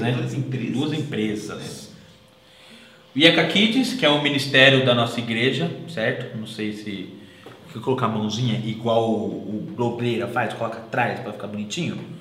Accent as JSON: {"language": "Portuguese", "town": "Atibaia", "region": "São Paulo", "country": "Brazil", "tie": "born or raised there", "said": "a gente nasceu em Atibaia"}